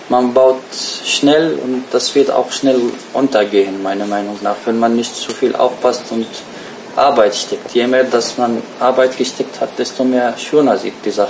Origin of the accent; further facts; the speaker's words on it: Lüneburg, Lower Saxony, Germany; Hm, das ist meine Heimatstadt.